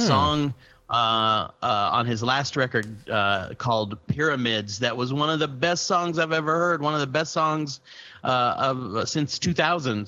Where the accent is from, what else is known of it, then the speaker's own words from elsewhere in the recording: Austin, Texas, United States; I'm from Austin